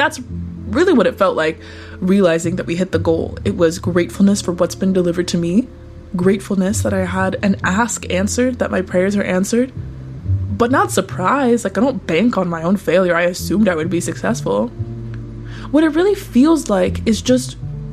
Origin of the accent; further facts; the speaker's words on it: United States; I grew up poor in the United States